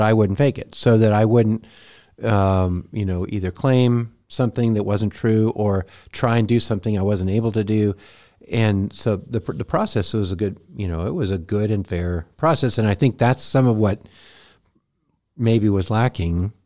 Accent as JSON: {"language": "English", "region": "Montana", "country": "United States", "moved": "as an adult", "said": "we're from Montana"}